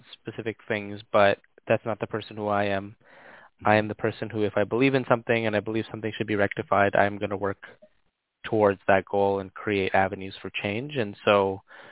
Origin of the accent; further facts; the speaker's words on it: Toronto, Ontario, Canada; also born or lived in Hamilton, Ontario; I was born in Toronto, like downtown Toronto. It wasn't until I was a bit older that we moved out into kind of like the suburb area of Toronto